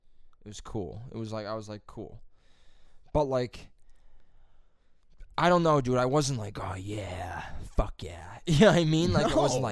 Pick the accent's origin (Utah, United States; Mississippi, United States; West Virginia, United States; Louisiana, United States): Utah, United States; Yeah, Marines are going to go, but I'm from Utah.